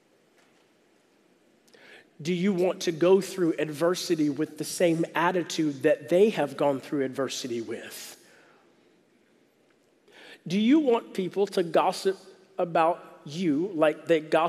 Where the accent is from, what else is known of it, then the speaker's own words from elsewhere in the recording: the South, United States; moved away; I'm from the South